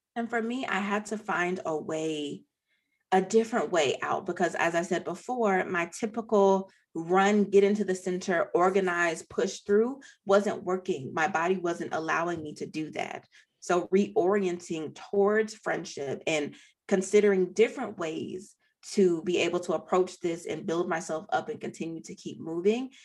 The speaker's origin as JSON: {"language": "English", "town": "Nashville", "region": "Tennessee", "country": "United States", "tie": "born or raised there", "also_born_or_lived": "Oberlin, Ohio", "moved": "as an adult", "said": "I grew up in Nashville."}